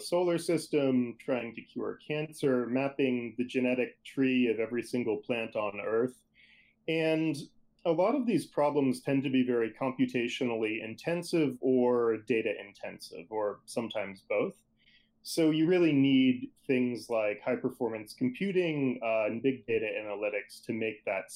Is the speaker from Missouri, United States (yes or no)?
no; outside of Boston, Massachusetts, United States; I grew up outside of Boston, Massachusetts